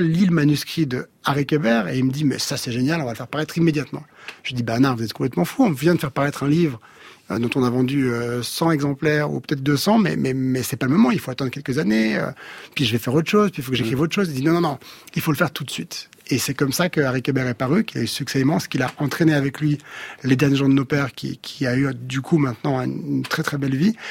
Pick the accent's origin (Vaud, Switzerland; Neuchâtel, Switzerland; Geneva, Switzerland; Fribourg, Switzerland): Geneva, Switzerland; je suis né à Genève, Suisse, avec un sentiment évidemment très suisse